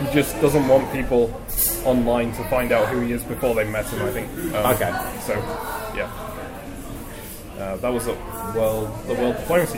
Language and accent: English; Manchester, North West England, United Kingdom; accent: southern; now in Glasgow, United Kingdom; I'm actually from Manchester, which you can't really tell from my accent either, but hey, it's just my parents deciding that southern accent sounds better and trying to train me to.